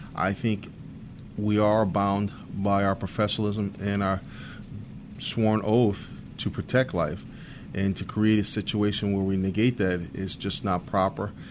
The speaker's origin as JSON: {"language": "English", "town": "Bridgeport", "region": "Connecticut", "country": "United States", "tie": "born or raised there", "also_born_or_lived": "Rhode Island / New London, Connecticut", "said": "I was born and raised in Bridgeport, Connecticut, where I attended uh, elementary and high school"}